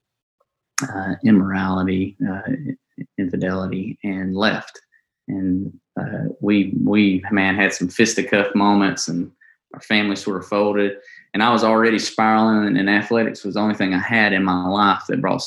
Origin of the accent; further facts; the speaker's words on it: Kimberly, Alabama, United States; now in Conway, United States; I grew up in Kimberly, Morris, Alabama area